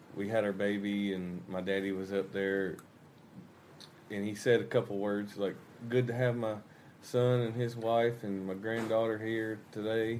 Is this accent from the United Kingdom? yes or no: no; Georgia, United States; moved away as an adult; now in Arkansas, United States; I grew up in Georgia, and me and my wife we live in Arkansas now